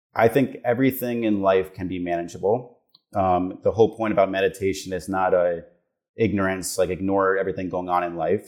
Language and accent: English; South Florida, United States; moved away as an adult; I grew up in South Florida.